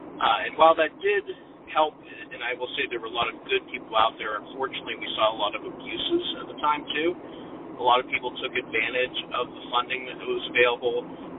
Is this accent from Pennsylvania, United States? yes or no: yes; Pennsylvania, United States; I'm from Pennsylvania. At the time, we were down to 4 state hospitals, and even then, they had very limited beds.